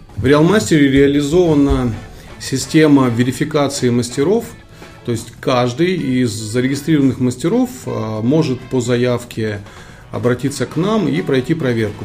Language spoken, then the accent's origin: Russian; Kyrgyzstan; born or raised there; moved away